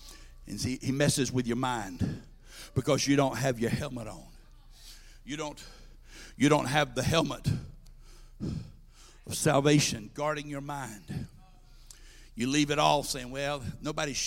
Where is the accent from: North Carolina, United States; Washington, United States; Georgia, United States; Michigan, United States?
Georgia, United States; I worked at a farmer's market in my hometown